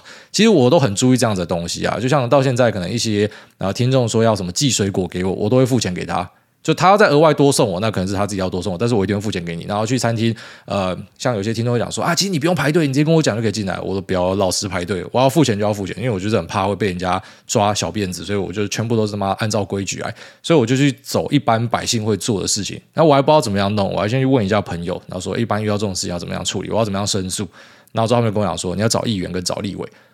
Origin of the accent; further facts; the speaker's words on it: Taiwan; 我们台湾人